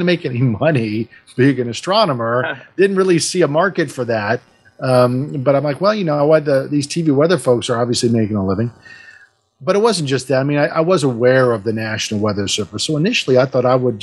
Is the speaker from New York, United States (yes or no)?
no; Richmond, Virginia, United States; also born or lived in New Jersey; I grew up here before I went to Penn State in the late 80s in Richmond